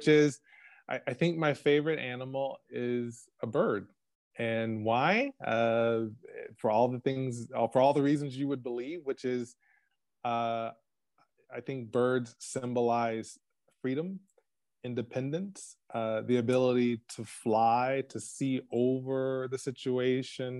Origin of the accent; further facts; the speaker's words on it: Texas, United States; moved away as an adult; also born or lived in Oklahoma / Japan; now in Germany; I grew up in Texas